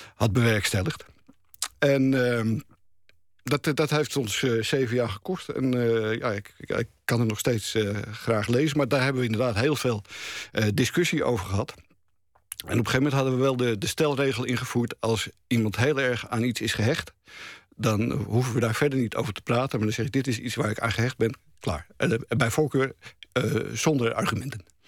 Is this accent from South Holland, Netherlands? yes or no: no; Amsterdam, North Holland, Netherlands; maar wij waren plotseling Amsterdammers.